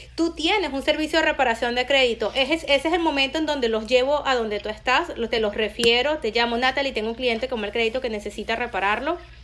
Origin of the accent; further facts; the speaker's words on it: Venezuela; moved away as an adult; now in United States; cuando me vine de Venezuela, eh, siendo ciudadana americana